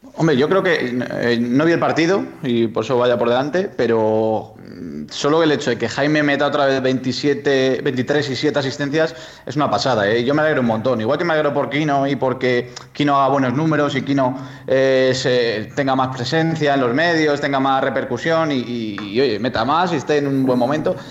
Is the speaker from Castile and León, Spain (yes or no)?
yes; Soria, Castile and León, Spain; yo que soy de Soria